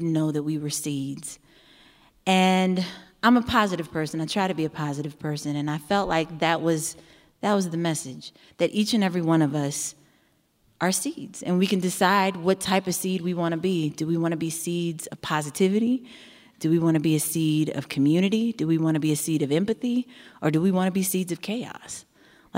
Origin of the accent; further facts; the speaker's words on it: Eureka, Missouri, United States; I grew up outside of St. Louis in a small town called Eureka, Missouri